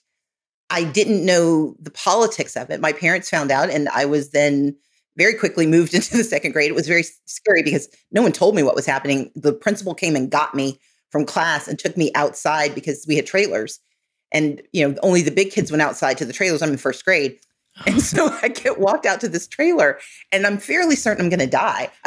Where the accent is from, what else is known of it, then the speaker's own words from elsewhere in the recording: Mississippi, United States; moved away; also born or lived in Georgia; So where I grew up in Mississippi